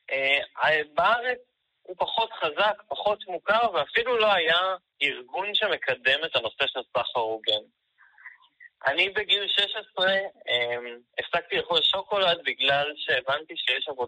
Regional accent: Haifa, Haifa District, Israel; אני בן 24, אני מחיפה

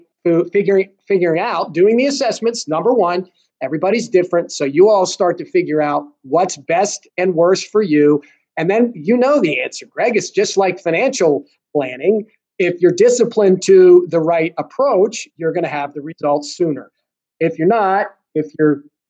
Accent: United States; I'm American

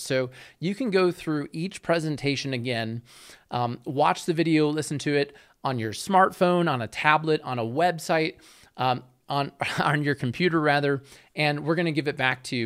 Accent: Chicago, Illinois, United States; I grew up in the Chicago area

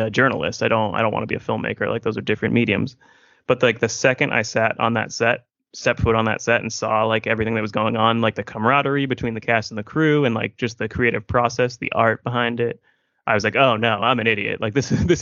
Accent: Massachusetts, United States; I'm from Massachusetts

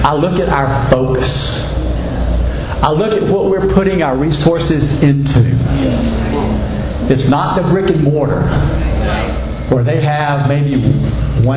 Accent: North Carolina, United States; now in Texas, United States; my home state of North Carolina

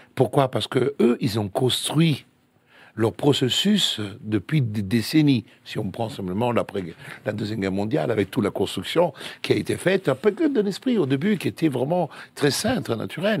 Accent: Italy; French is a second language; now in Paris, France; je suis italien

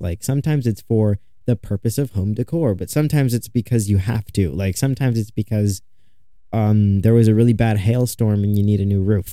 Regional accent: Chicago area, Illinois, United States; I'm still in my hometown. I want to move downtown Chicago. It's not far, but I am still in my hometown.

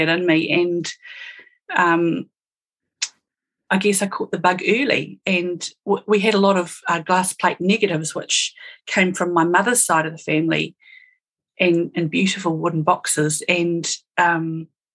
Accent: Auckland, New Zealand; also born or lived in Upper Hutt, Wellington, New Zealand; now in Alexandra, New Zealand; I was born in Silverstream in Upper Hutt, Greater Wellington area, and we moved to Auckland when I was young

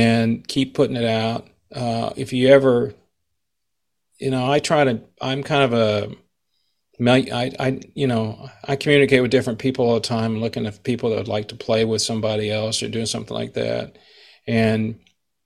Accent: Texas, United States; I grew up in Texas, so I have a lot of blues influence for what I play.

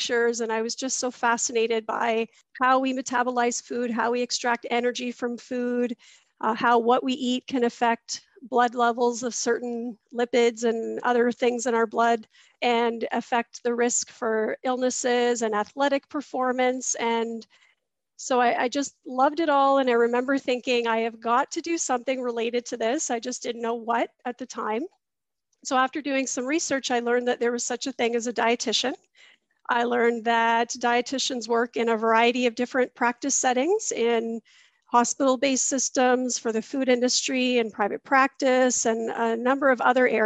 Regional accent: Mississauga, Ontario, Canada; I grew up in Mississauga, Ontario, which is a suburb of Toronto

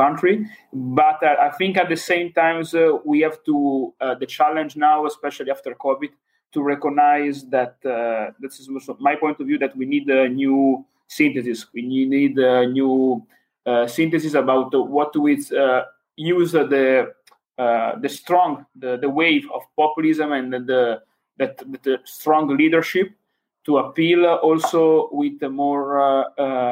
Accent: Varese, Lombardy, Italy; English is a second language; where I came from, I'm from Varese when Lega was founded in 1982.

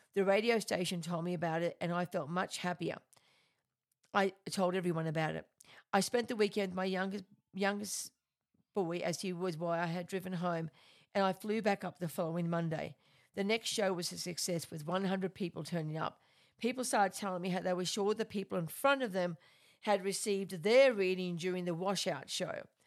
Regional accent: Australia; I am an Australian medium

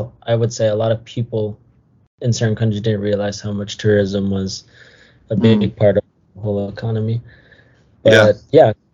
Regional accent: Peru; now in Louisville, United States; I'm originally from Peru

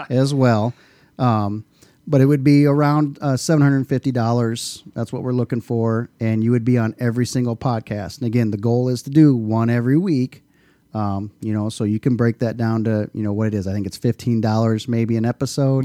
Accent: Dike, Iowa, United States; also born or lived in New Hartford, Iowa; I grew up right out here in Dyke, New Hartford.

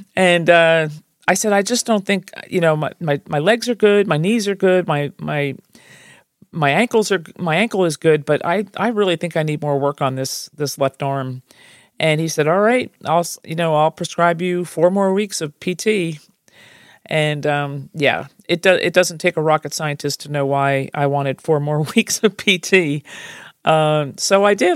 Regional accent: New Jersey, United States; I'm from Jersey

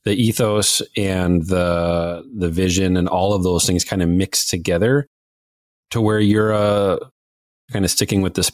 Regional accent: Minnesota, United States; accent: Minnesota; I'm from Minnesota, if folks can't tell by my accent

